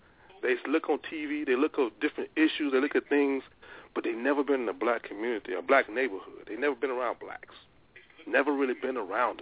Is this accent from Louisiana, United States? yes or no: yes; Louisiana, United States; moved away as an adult; now in Seattle, United States; I'm from Louisiana, it was all black elementary, all black high school. I went to Grambling State